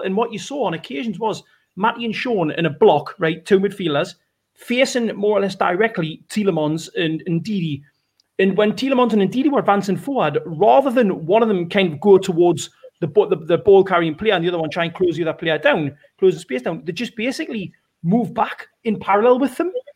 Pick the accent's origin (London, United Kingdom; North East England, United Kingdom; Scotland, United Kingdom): North East England, United Kingdom; Benwell; the sense of pride that I have when I see someone from my you know my hometown make it through is huge